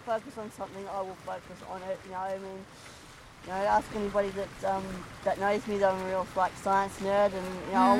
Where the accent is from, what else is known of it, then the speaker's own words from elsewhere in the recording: Victoria, Australia; also born or lived in Queensland; I'm actually from Victoria. We actually moved to Queensland and we moved, stayed for about 3 years till we had to come up for family reasons